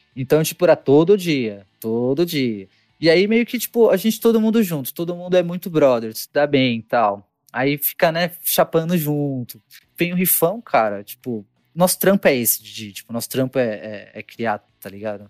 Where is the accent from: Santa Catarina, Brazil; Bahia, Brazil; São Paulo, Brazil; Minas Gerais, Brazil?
São Paulo, Brazil; also born or lived in Guarulhos; sou de São Paulo capital